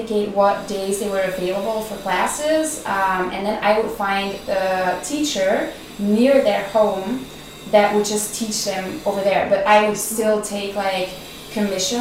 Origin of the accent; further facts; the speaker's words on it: Belgium; moved away; also born or lived in Netherlands; I'm originally from Belgium